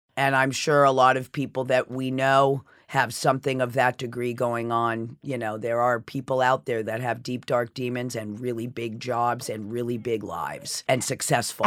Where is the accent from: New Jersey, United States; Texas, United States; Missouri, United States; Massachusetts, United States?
Massachusetts, United States; Sherborn; also born or lived in Cleveland, Ohio; now in New York City, United States; I was raised in Sherburne, Massachusetts